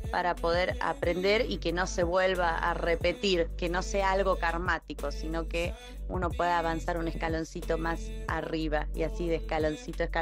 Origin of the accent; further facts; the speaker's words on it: Buenos Aires, Argentina; tengo 30 años y soy de Buenos Aires, Argentina.